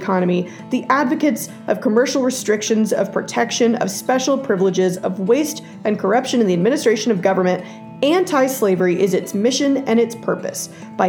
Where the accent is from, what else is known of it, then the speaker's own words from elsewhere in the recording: Texas, United States; Now for my home state of Texas